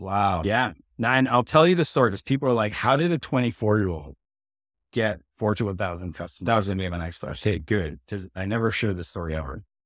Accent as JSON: {"language": "English", "country": "Canada", "said": "I'm Canadian"}